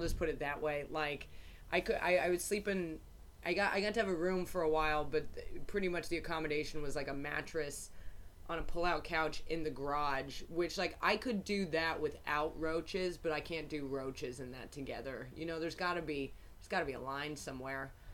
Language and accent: English; New York, United States; I'm from New York